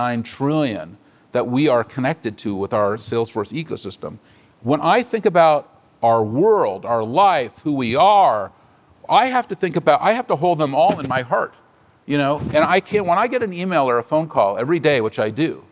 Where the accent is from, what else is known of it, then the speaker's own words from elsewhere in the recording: San Francisco, California, United States; I'm a native San Franciscan. I was born on Divisadero Street.